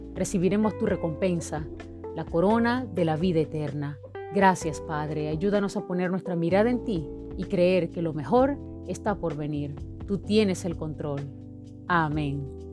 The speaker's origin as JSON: {"language": "Spanish", "country": "Venezuela", "said": "como venezolanos"}